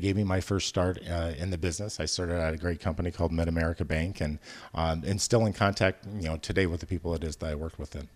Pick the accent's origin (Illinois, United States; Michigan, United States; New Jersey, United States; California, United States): Illinois, United States; Decatur; also born or lived in Chicago; those of us that are born and raised in the Midwest kind of grow up with a certain, uh, work ethic